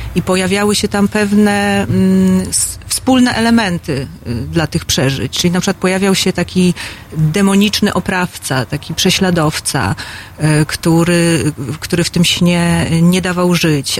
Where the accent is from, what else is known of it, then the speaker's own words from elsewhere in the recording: Poland; urodziłam się w takim kraju, w którym tworzy Leszek Mądzik i Lech Majewski